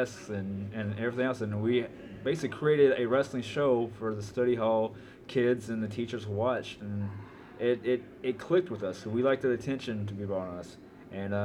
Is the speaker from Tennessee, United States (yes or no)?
yes; Memphis, Tennessee, United States; I was raised in Memphis, Tennessee